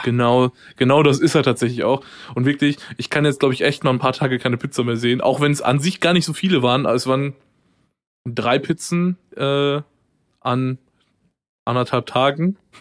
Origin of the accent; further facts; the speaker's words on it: Ruhr area, North Rhine-Westphalia, Germany; wir so als Ruhrpottler, ähm, ich ja ein bisschen mehr als du tatsächlich